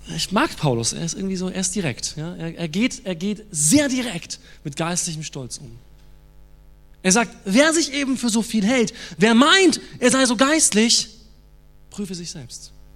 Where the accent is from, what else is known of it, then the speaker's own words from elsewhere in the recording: Germany; als Deutsche